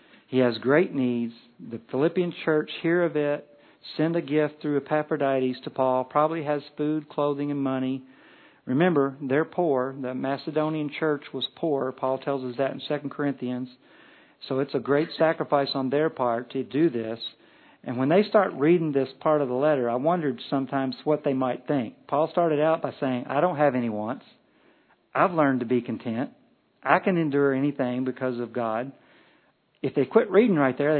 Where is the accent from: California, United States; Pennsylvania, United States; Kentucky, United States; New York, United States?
Kentucky, United States; We're from Kentucky.